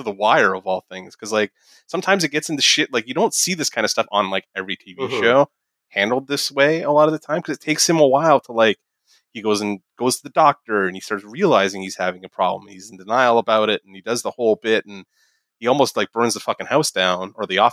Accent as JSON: {"language": "English", "country": "Canada", "said": "as a Canadian"}